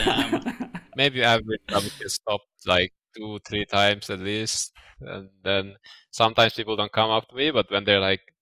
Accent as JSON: {"language": "English", "country": "Finland", "also_born_or_lived": "Portugal / Malaysia", "moved": "as an adult"}